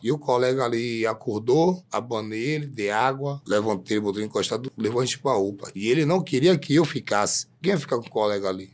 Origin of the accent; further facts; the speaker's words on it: Bahia, Brazil; moved away as an adult; A gente veio da Bahia pra trabalhar